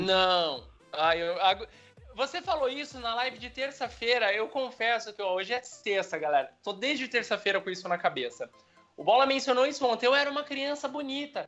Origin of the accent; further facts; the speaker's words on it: São Paulo, Brazil; moved away as an adult; now in Curitiba, Brazil; eu sou de São Paulo, eu sou de São Paulo.